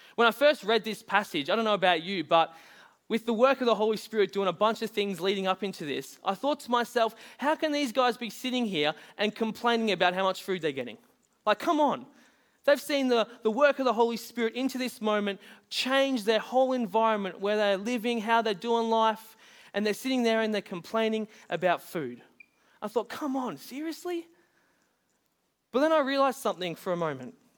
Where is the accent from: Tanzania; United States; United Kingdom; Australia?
Australia; Bunbury, Western Australia; moved away; I was born in Bunbury, which was over in W A.